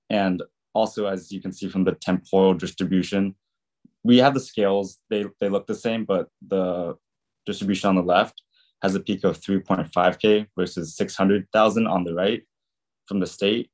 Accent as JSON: {"language": "English", "region": "California", "country": "United States", "said": "I'm also from California"}